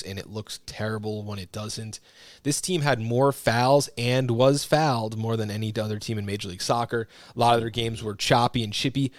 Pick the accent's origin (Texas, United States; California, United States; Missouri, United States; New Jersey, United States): New Jersey, United States; growing up in New Jersey